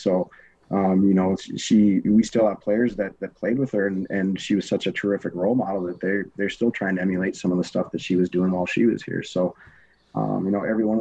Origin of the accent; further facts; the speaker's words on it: Minnesota, United States; moved away; growing up in Minnesota